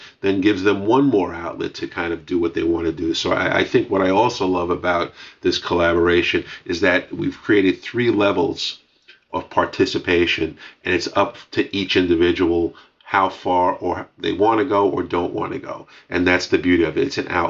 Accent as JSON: {"language": "English", "town": "New York City", "region": "New York", "country": "United States", "said": "I'm from Brooklyn."}